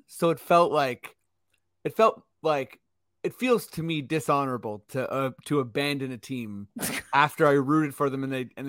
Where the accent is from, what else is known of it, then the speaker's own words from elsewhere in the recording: Toronto, Ontario, Canada; And since we're from Toronto, we don't necessarily have a team